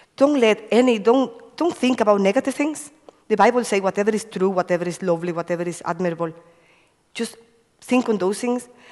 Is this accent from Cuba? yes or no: yes; Cuba; moved away; I come from Cuba. Uh, I have five brothers and one sister. I used to live in a farm, uh, no electricity, and um, a lo lovely childhood because, you know, running in the farm